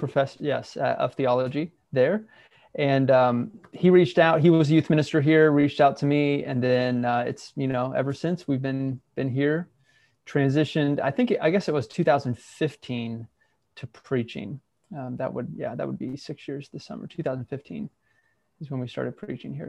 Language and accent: English; Southeast Ohio, United States; moved away as an adult; also born or lived in Central Arkansas; now in Arkansas, United States; I grew up in a fairly conservative, smaller, rural church in Southeast Ohio.